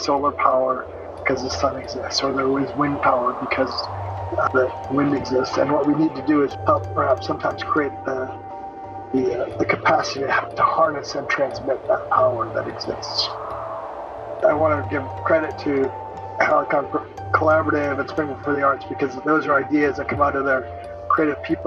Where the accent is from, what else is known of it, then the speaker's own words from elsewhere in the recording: St. Paul, Minnesota, United States; I'm a fourth generation Japanese American that was born and raised in St. Paul, Minnesota